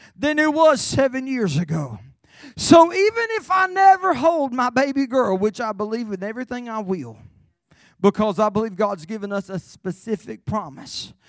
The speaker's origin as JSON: {"language": "English", "region": "Carolina", "country": "United States", "said": "I'm from Carolina"}